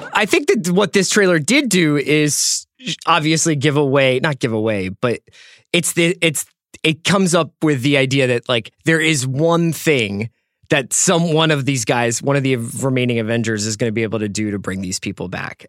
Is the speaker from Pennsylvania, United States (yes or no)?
yes; Philadelphia, Pennsylvania, United States; Philly where Andy and I grew up